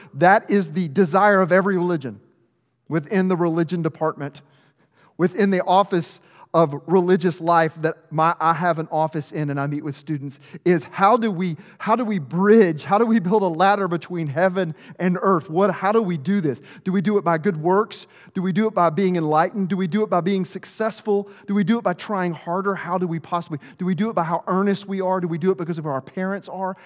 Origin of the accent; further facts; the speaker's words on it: Arkansas, United States; I'm from Arkansas, there's no greater rivalry than two little towns in the middle of nowhere